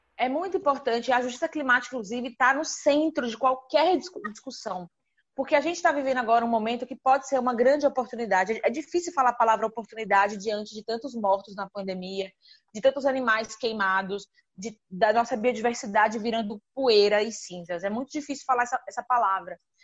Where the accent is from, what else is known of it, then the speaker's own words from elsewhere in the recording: Aracaju, Sergipe, Brazil; now in São Paulo, Brazil; Hoje eu moro aqui em São Paulo, mas sou de Aracaju, no Nordeste